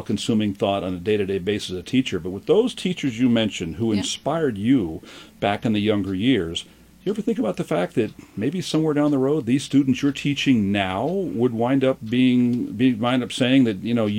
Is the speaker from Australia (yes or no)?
no; Southern California, United States; I think back to my education growing up in Southern California. I took 3 years of Spanish, so poquito español here.